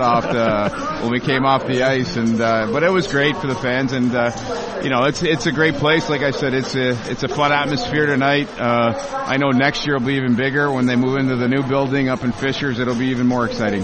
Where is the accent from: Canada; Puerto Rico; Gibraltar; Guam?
Canada; Sudbury, Ontario; moved away as an adult; now in Indianapolis, United States; I was born and raised in Sudbury, grew up there